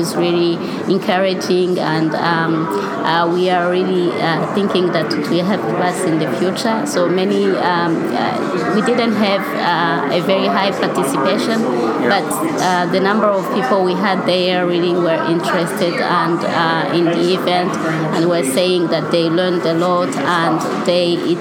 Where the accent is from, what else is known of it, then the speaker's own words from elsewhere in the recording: Rwanda; moved away as an adult; also born or lived in Algeria / France; now in Ireland; I came originally from Africa, in Rwanda especially. So I grew up there, and since I was 18, I moved to Algeria and then France to pursue my university studies.